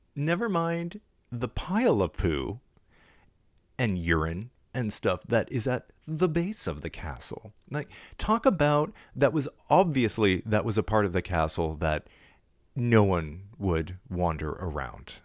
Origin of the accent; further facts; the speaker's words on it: Canada; I'm from Canada.